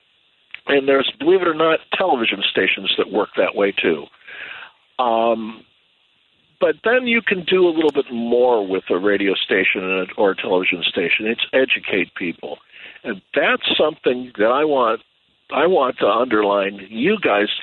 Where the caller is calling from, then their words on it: San Jose, California, United States; I'm calling you from San Jose, California